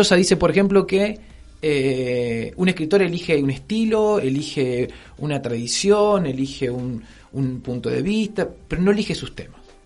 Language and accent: Spanish; Rosario, Santa Fe, Argentina; also born or lived in Noetinger; me crié en Rosario, en el centro de Rosario